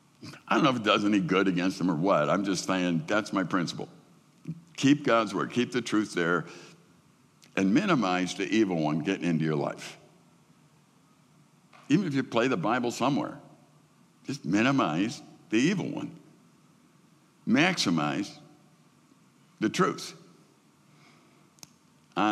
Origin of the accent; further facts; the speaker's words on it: Midwest, United States; I'm a Midwesterner